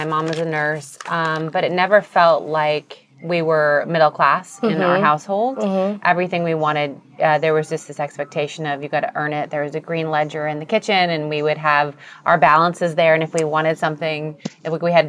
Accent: San Diego, California, United States; I grew up in San Diego.

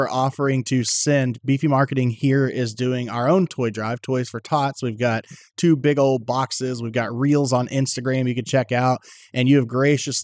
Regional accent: Texas, United States; born and raised right here in Texas

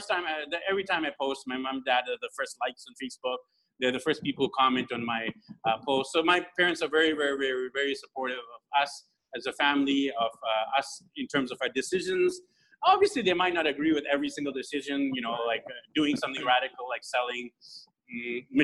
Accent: Vancouver, British Columbia, Canada; moved away as an adult; now in Philippines; So, I'm from Vancouver, BC, Canada. Born and raised there

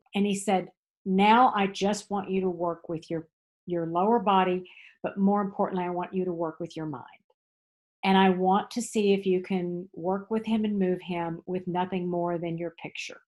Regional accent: Texas, United States; now in Tryon, North Carolina, United States; growing up in Texas.

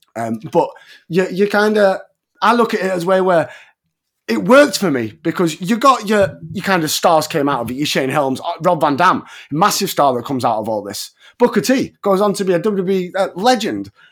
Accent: England, United Kingdom; as an Englishman

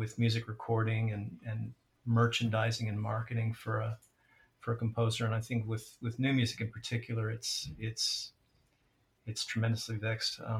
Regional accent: St. Louis, Missouri, United States; when I was a kid growing up in St. Louis, the Midwest

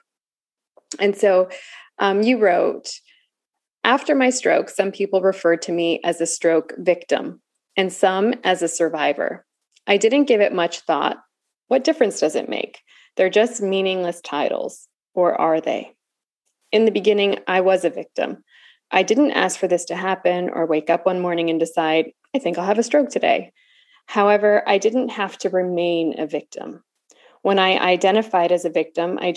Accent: California, United States; moved away as an adult; also born or lived in the American South; now in Southern United States; I'm new to the South. I'm, you know, 11, 12 years into the South, but I'm from California. I did not grow up saying y'all

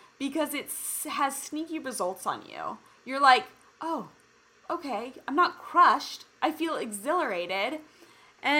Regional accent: Kansas City, United States; now in California, United States; I was born and raised in Kansas City, and I remember, I mean, I've lived kind of in multiple places in California

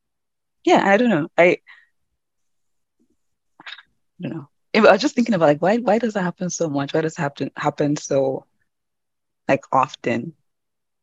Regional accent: Nigeria; moved away; I'm Nigerian African, and I grew up in church in Nigeria

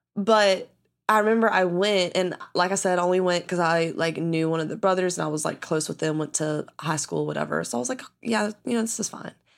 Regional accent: the South, United States; I grew up in the South

